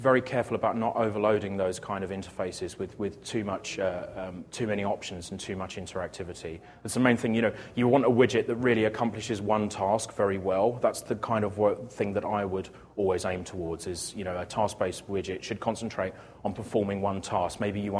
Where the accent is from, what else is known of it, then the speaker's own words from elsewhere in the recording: United Kingdom; I'm British